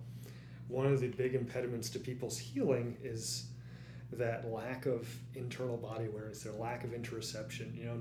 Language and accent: English; East Coast of the United States, United States; I grew up on the East Coast of the United States